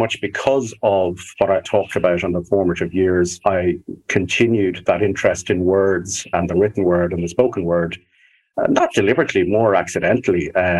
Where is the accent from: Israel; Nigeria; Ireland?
Ireland; Dublin, Leinster; I grew up in Dublin, although a very strong heritage and link which both my parents had with Cork, particularly West Cork